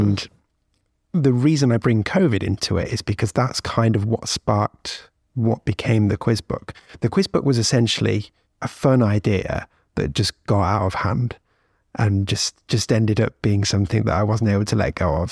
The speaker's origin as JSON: {"language": "English", "country": "United Kingdom", "said": "as a Brit"}